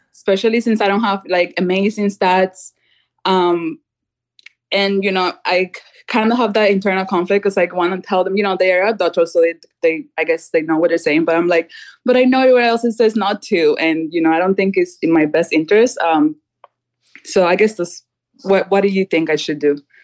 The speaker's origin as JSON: {"language": "English", "country": "Cuba", "moved": "yes", "lives_now": "United States", "said": "I'm originally from Cuba"}